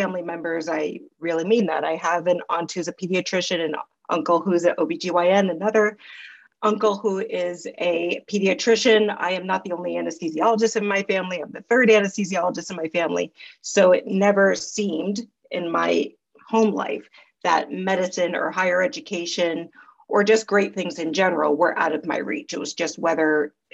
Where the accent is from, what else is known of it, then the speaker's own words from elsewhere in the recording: New York, United States; also born or lived in Queens, New York / Long Island, New York / Los Angeles; So I grew up here in New York. First 10 years of my life, I lived out in Queens and then came to Long Island until I left for college.